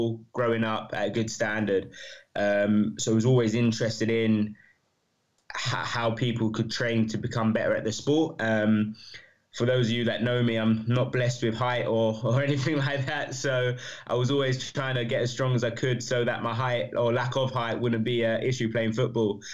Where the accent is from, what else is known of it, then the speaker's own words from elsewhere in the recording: London, United Kingdom; moved away as an adult; also born or lived in New Zealand; now in Leeds, United Kingdom; I'm a Londoner, so from East London. Grew up there, went to uni in Leeds